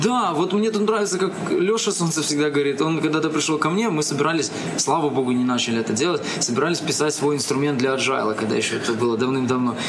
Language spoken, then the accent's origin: Russian; Minsk, Belarus; moved away as an adult; now in Kyiv, Ukraine; я сам коренной, коренной минчанин и всю жизнь прожил в Минске